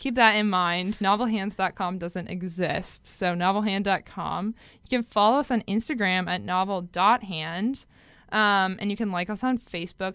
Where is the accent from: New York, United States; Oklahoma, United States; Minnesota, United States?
Minnesota, United States; I'm from Minnesota